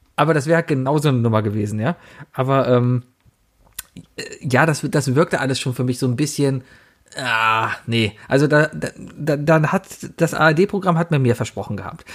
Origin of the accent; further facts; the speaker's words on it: Cologne, North Rhine-Westphalia, Germany; Ich komme aus Köln